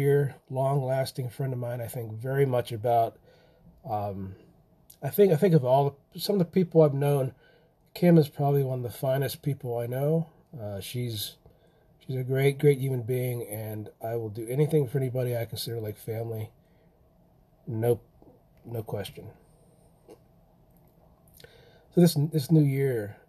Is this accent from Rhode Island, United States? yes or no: no; Pennsylvania, United States; I come from Pennsylvania, and not far from really where the Amish are